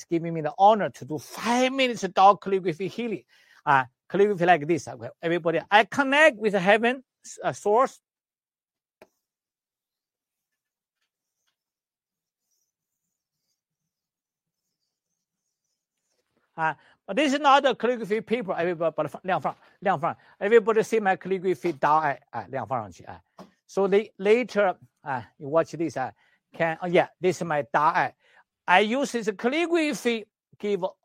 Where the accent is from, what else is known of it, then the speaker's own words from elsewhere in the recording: China; English is a second language; moved away; also born or lived in Canada; I'm the doctor from Western medicine, China, and traditional Chinese medicine, acupuncturist, herbalist in China and in Canada. When I was very small, at age 6, I did the Tai Chi